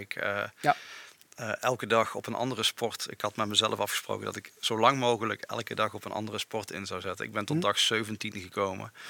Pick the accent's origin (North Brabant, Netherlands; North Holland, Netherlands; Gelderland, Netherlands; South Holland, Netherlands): North Brabant, Netherlands; Eindhoven; now in Overasselt, Netherlands; Mijn roots liggen in Eindhoven